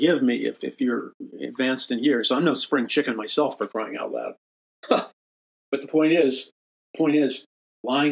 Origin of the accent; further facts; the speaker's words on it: New York City, New York, United States; moved away as an adult; also born or lived in Missouri; I'm from New York City